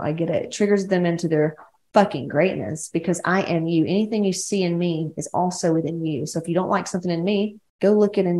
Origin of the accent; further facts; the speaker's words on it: Atlanta, Georgia, United States; now in California, United States; I'm like from West Georgia, Atlanta.